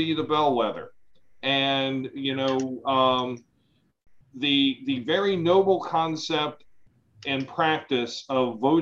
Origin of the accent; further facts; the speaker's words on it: Howard County, Maryland, United States; we grew up here in Howard County